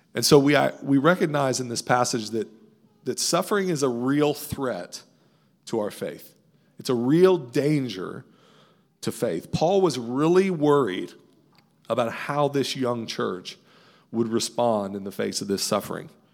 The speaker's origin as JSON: {"language": "English", "area": "right outside Fort Knox", "region": "Kentucky", "country": "United States", "tie": "born or raised there", "said": "I grew up in Kentucky right outside of Fort Knox military base"}